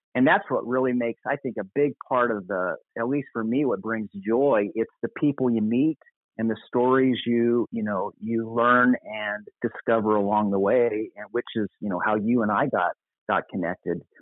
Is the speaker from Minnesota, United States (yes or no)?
yes; Apple Valley, Minnesota, United States; moved away as an adult; now in Costa Mesa, United States; I grew up in Apple Valley, Minnesota, in my my high school and college years, which is a suburb of the Twin Cities